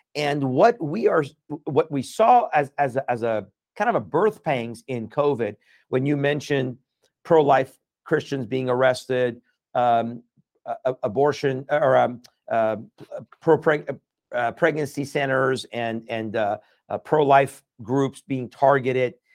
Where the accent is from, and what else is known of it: United States; born or raised there; also born or lived in Iran